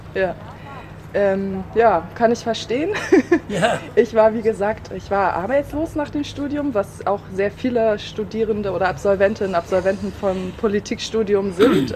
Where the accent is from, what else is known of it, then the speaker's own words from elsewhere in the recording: Kassel, Hesse, Germany; moved away as an adult; also born or lived in Überlingen / Istanbul; now in Bremen, Germany; Bin zwar geboren in Überlingen, allerdings in Kassel aufgewachsen